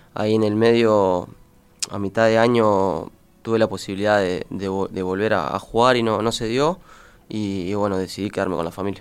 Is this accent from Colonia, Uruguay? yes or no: no; Florida, Uruguay; also born or lived in Maldonado, Uruguay / North America; soy criado acá, me crié en Florida, estuve de los dos hasta los 12 años y después me fui a Maldonado